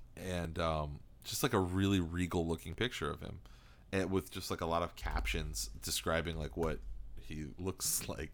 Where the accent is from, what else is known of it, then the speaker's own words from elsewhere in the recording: East Coast, United States; we were raised in the East Coast